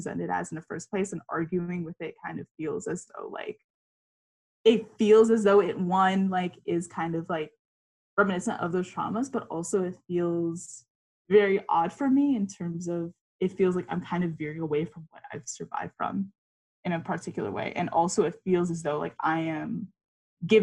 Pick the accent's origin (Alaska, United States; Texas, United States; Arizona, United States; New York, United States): New York, United States; New York City; growing up in New York City and being born and raised in Queens, New York